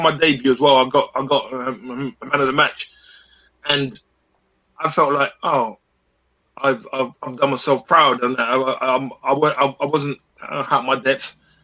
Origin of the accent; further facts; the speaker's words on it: London, United Kingdom; I'm a Londoner